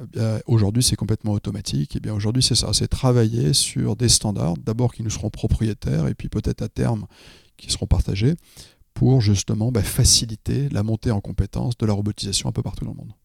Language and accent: French; France; je suis français